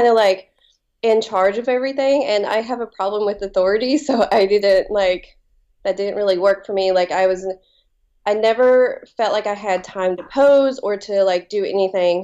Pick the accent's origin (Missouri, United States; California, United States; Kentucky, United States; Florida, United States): Kentucky, United States; Appalachia, southeastern; now in Kentucky, United States; I grew up in like southeastern Kentucky and Appalachia.